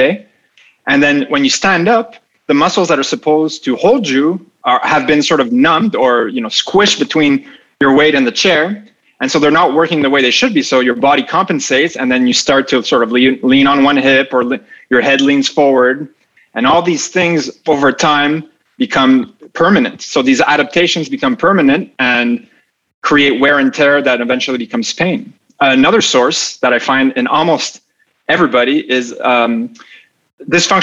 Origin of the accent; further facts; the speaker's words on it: Montreal, Quebec, Canada; also born or lived in Dubai; came back to Montreal, my hometown